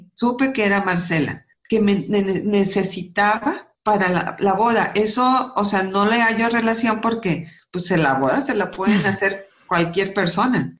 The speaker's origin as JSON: {"language": "Spanish", "town": "Múzquiz", "region": "Coahuila", "country": "Mexico", "tie": "born or raised there", "also_born_or_lived": "Silao, Guanajuato / Monterrey, Nuevo León", "moved": "yes", "said": "nací en Silao, crecí en Musquis, Coahuila, y me vine a estudiar a Monterrey"}